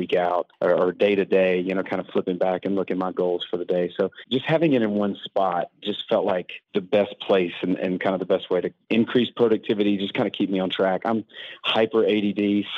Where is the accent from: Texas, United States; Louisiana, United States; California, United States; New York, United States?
Louisiana, United States; Baton Rouge; now in Spring Hill, United States; Originally from Baton Rouge, Louisiana, but now I live in Spring Hill, Franklin, Tennessee.